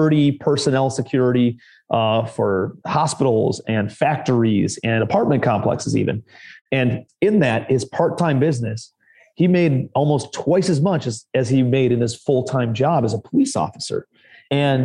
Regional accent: Ohio, United States; moved away as an adult; also born or lived in New York City; now in Charleston, United States; I'm from Ohio originally

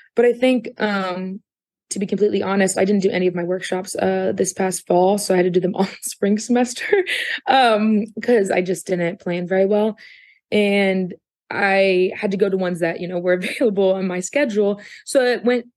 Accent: Athens, Ohio, United States; growing up here in Athens

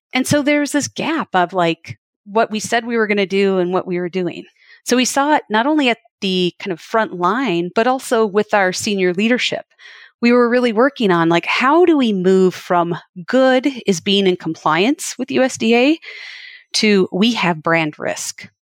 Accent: Wisconsin, United States; I grew up milking cows in Wisconsin

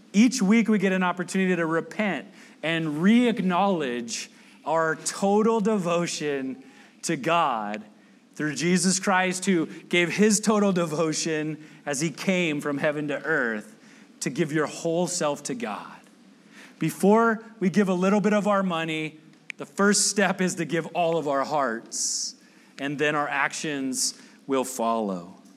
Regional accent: United States; I'm from the South Bay

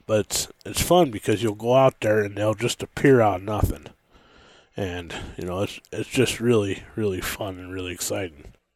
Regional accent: Montana, United States; also born or lived in Washington; I was born in Washington and, and then lived there for a while and had a pretty rough childhood there and, uh, left there when I was a, pretty young and moved to Montana.

